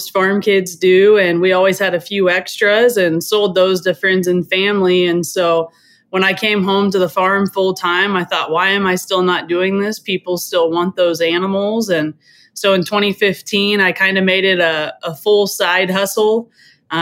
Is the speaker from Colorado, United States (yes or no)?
no; Americus, Kansas, United States; I'm a fourth generation farm and rancher in East Central Kansas. Americus is my hometown